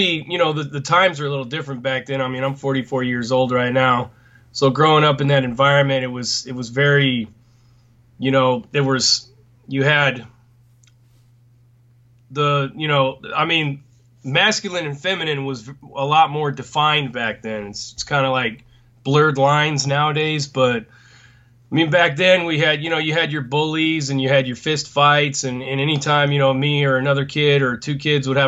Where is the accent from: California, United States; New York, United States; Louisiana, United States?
California, United States; Los Angeles; also born or lived in North Orange County; I was born and raised in Southeast Los Angeles